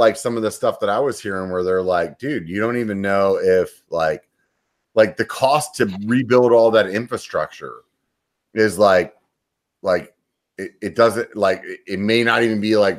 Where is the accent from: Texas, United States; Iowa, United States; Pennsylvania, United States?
Pennsylvania, United States; now in California, United States; I'm not from California, I'm from Pennsylvania.